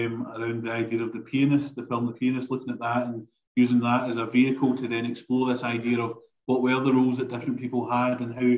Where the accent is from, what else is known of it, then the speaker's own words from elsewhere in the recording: United Kingdom; as the British, we sometimes think of ourselves as very, you know, we weren't involved, we were morally right